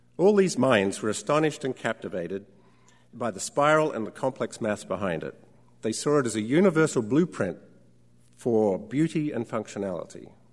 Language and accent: English; Australia; When I was a child growing up in Australia